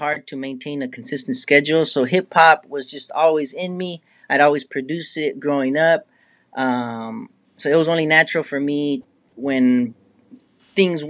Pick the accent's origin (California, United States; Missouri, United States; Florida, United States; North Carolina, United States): California, United States; San Diego; also born or lived in Torrance, Los Angeles; I was born in Los Angeles, Torrance, and then we moved down here in San Diego. So I've resided, I would say, the majority of my life down here. So I represent for San Diego.